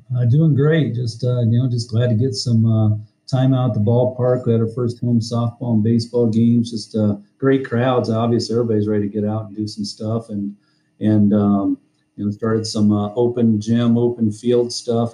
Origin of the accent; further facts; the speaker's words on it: Deep River, Iowa, United States; I grew up in Deep River, Iowa, big metropolis, uh, about 10 houses